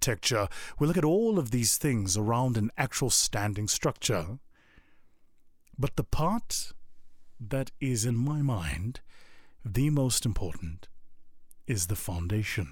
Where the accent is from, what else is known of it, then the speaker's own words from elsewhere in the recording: South Africa; moved away; my home country of South Africa